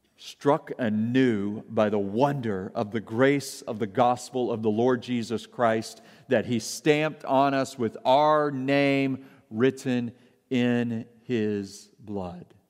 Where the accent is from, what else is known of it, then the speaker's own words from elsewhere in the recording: Arkansas, United States; I grew up in Arkansas